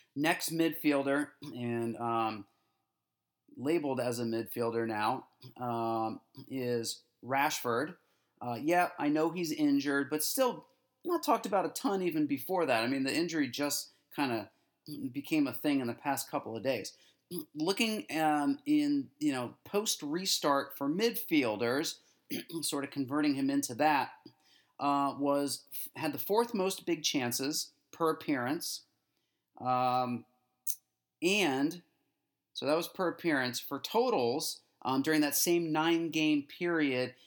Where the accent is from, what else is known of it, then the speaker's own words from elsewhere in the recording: United States; especially as an American